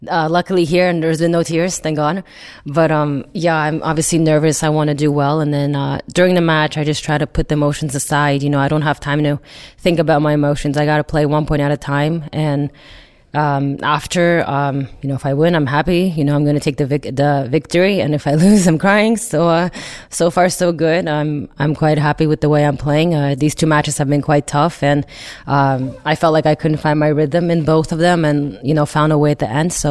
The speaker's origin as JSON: {"language": "English", "town": "Rouen", "region": "Normandy", "country": "France", "second_language": "English", "said": "No, we are from Rouen."}